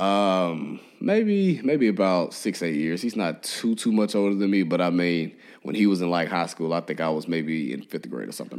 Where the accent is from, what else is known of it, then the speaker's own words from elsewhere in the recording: Memphis, Tennessee, United States; now in Nashville, United States; I grew up in Memphis